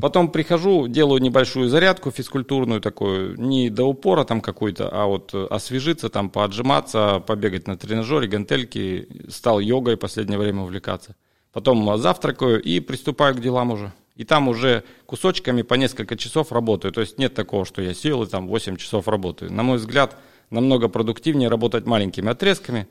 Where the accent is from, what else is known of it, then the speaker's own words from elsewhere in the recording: Siberia, Russia; also born or lived in Jacksonville, Florida, United States; в моей Сибири, в родной, там, где у меня родители